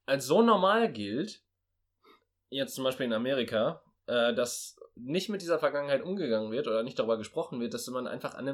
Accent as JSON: {"language": "German", "country": "Germany", "said": "Ich bin Deutscher, mit Völkermord kennen"}